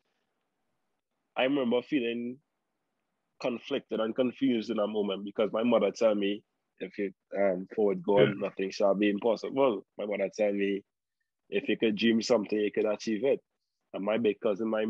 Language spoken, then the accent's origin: English; Morvant, Trinidad & Tobago; growing up in Mova, all you've seen is Mova